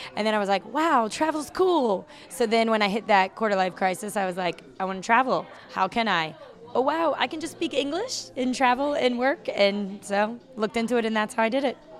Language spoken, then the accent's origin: English; Chesapeake, Virginia, United States; moved away as an adult; also born or lived in Norfolk, Virginia; now in Hanoi, Vietnam; I'm from Virginia. I was born and raised, well, I was born in Norfolk, raised in Chesapeake